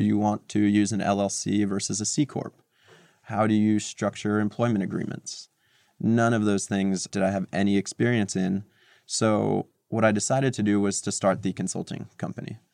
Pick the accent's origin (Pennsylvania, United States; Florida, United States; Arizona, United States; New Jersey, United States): New Jersey, United States; Montclair; born or raised there; moved away as an adult; also born or lived in Moscow, Russia / New York City; now in New York, United States